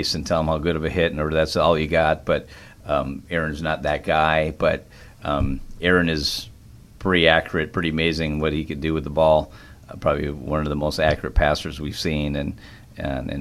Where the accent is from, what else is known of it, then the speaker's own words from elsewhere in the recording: Minnesota, United States; now in Wisconsin, United States; I live in Wisconsin, but I grew up in Minnesota majority of my life